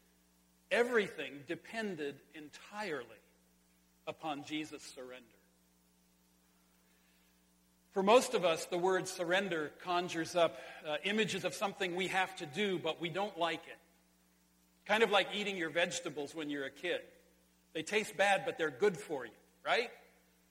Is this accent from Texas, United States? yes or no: no; Sonora, California, United States; in California, in my hometown, at the Sonora High School swimming pool high dive.